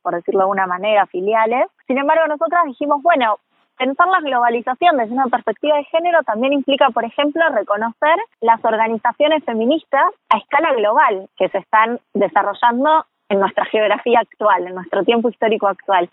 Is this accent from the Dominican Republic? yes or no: no; Argentina; como sociedad argentina